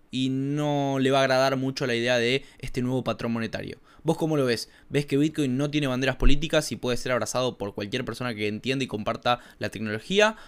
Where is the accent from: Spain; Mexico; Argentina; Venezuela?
Argentina; a mí como un argentino que reside en Argentina